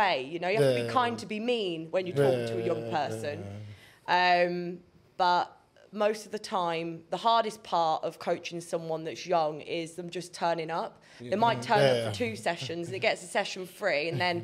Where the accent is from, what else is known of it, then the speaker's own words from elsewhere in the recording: Kettering, East Midlands, United Kingdom; I was born in Kettering.